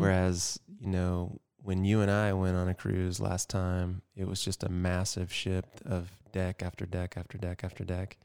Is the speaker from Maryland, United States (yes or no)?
no; Georgia, United States; growing up in Georgia